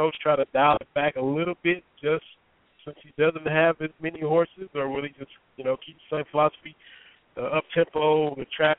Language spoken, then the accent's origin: English; Harlan County, Kentucky, United States; I'm born and raised in Harlan County.